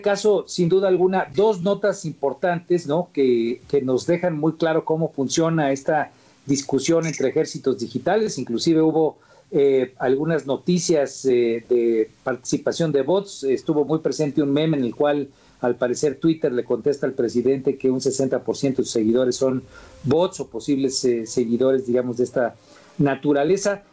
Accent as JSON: {"language": "Spanish", "region": "Guerrero", "country": "Mexico", "said": "yo vengo del estado de Guerrero"}